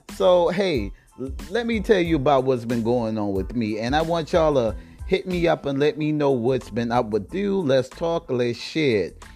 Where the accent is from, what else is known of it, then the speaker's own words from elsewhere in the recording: South Carolina, United States; South Carolina, my home state